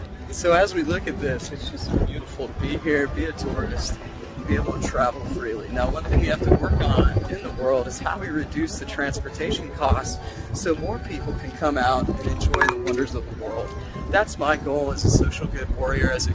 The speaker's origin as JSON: {"language": "English", "country": "United States", "said": "American lesbian beefcake"}